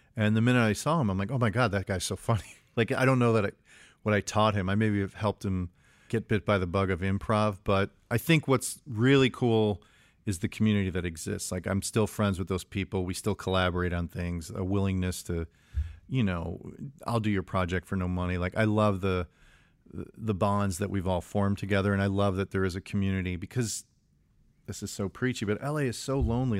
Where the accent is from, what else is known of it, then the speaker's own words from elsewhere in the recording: Chicago, Illinois, United States; I grew up in Chicago.